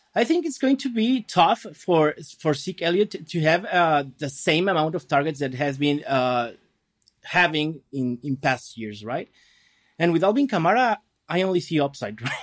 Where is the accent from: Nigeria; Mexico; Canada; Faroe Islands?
Mexico; Guadalajara, Jalisco; now in Mexicali, Mexico; I'm from Guadalajara. That's, like, center of, of the country.